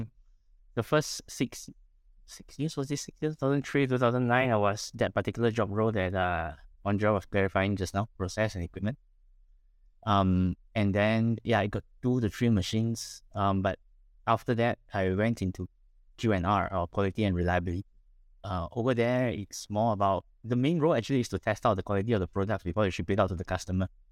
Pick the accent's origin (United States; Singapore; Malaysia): Malaysia; Penang; I was born in Penang, raised up in Penang, uh, studied in Penang, graduated in Penang, worked in Penang.